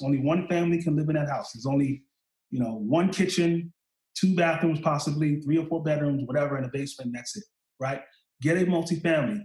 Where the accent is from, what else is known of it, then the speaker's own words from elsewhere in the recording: New York City, New York, United States; I come from Eastern New York, Brooklyn.